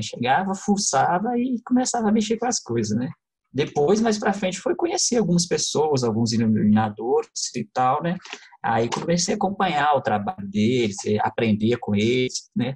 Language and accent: Portuguese; Contagem, Minas Gerais, Brazil; eu sou natural de Contagem